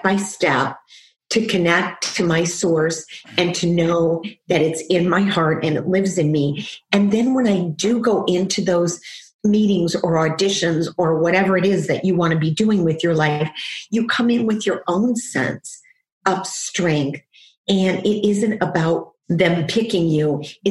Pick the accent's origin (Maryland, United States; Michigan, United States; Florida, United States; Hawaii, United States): Michigan, United States; Detroit; a little girl growing up in Detroit